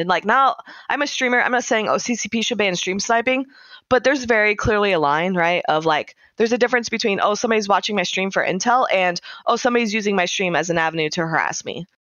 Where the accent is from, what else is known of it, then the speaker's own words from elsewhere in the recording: United States; as an American